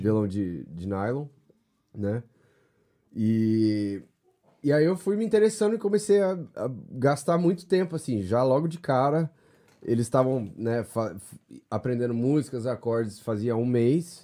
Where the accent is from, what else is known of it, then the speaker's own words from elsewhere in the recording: Londrina, Paraná, Brazil; moved away as an adult; also born or lived in São Paulo, Brazil; now in United States; sou de Londrina, norte do Paraná